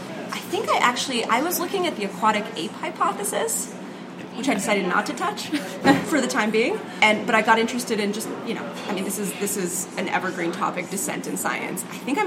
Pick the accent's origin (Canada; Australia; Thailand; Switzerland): Switzerland; I'm from Switzerland. We're civilized.